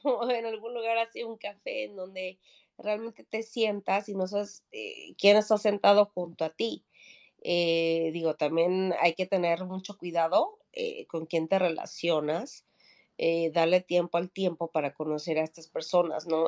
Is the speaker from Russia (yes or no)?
no; Mexico City, Mexico; moved away as an adult; now in Sweden; yo soy de la Ciudad de México